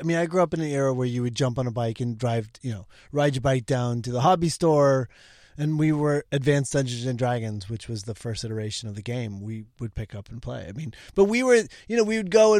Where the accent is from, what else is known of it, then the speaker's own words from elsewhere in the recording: Brighton, Michigan, United States; also born or lived in Orange County, California; I grew up outside of Detroit, a little town called Brighton. And then Orange County.